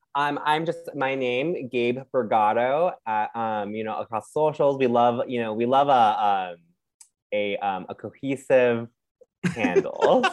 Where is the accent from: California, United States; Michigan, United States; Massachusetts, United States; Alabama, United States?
California, United States; Anaheim; now in New York, United States; i like grew up in like um Anaheim area